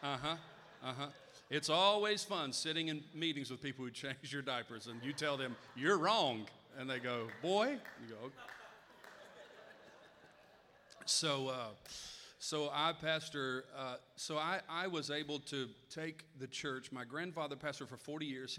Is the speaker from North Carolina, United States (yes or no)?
yes; North Carolina, United States; moved away; About 9 years ago, I moved back to my hometown there in North Carolina and took over the church I grew up in as a boy